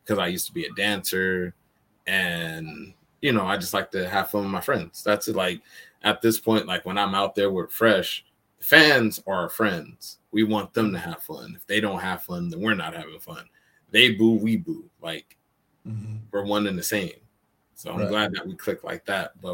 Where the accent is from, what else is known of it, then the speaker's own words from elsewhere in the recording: Stockton, California, United States; also born or lived in Oakland, California; I grew up in Oakland, California, and then moved to Stockton. You know, I lived with my grandparents for most of my life